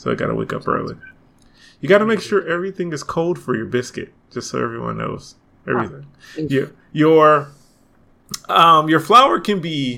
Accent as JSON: {"language": "English", "town": "Atlanta", "region": "Georgia", "country": "United States", "said": "grumpy Atlanteans like myself"}